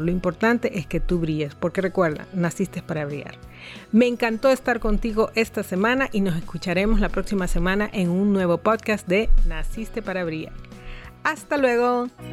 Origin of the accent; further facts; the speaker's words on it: Honduras